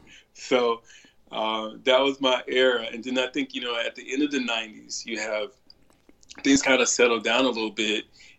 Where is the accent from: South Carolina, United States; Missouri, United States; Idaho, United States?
South Carolina, United States; Florence; moved away as an adult; growing up in Florence, I have a huge family.